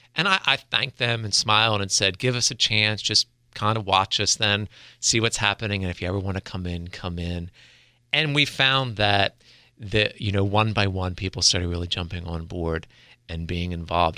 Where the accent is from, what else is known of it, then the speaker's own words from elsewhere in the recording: Delaware, United States; also born or lived in Pennsylvania / Florida / Los Angeles; born and raised in Delaware, graduated from William Penn High School